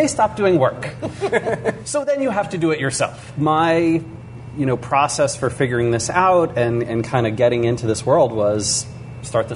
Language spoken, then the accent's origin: English; Seattle, Washington, United States; We're in Seattle, Washington. This is actually my hometown